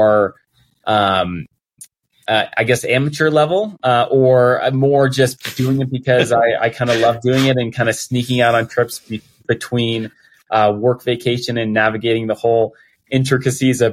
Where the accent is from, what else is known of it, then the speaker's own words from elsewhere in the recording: Colorado, United States; growing up in Colorado and not really being near the ocean at all